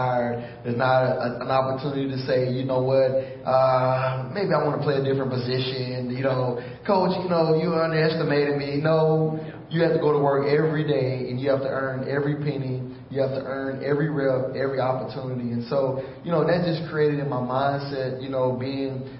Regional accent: Houston, Texas, United States; also born or lived in Missouri City, Texas; I was born and raised in Houston, Texas

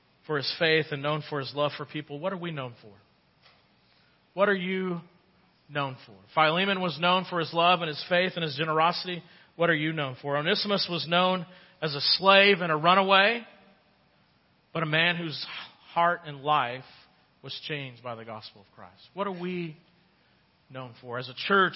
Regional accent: United States; as an American

